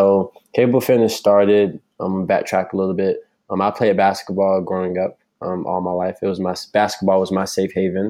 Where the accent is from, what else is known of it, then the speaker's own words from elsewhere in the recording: North Lauderdale, Florida, United States; I'm from North Lauderdale. This is where I was raised. I went to the local middle school and elementary school